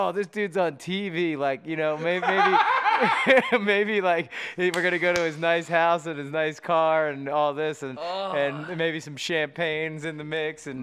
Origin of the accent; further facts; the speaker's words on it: Westchester, United States; moved away; I lived on Walnut Street in Westchester.